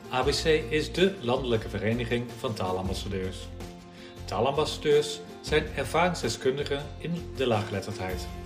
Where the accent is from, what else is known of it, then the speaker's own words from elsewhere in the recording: North Brabant, Netherlands; now in Rotterdam, Netherlands; En zelf kom ik uit Brabant ook. We komen uit dezelfde plaats, hè, Rikstel. Eh, en ik woon nu in Rotterdam. Dus eh, mijn zachte G ben ik wel een klein beetje kwijtgeraakt.